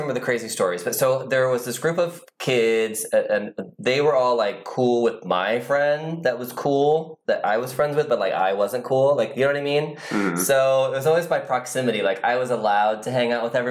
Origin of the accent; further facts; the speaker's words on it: Van Buren, Ohio, United States; moved away; also born or lived in North Baltimore, Ohio; Originally from Ohio, very tiny town, you won't even recognize the name of it. It's called Van Buren